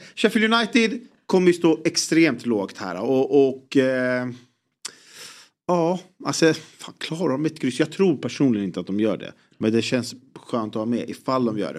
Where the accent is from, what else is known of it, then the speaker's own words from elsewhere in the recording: Sweden; som svensk